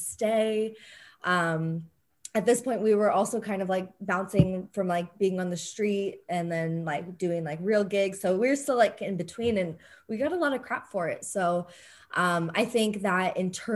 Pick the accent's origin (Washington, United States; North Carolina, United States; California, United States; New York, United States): California, United States; San Diego; growing up, I think in San Diego, things are very open and fluid.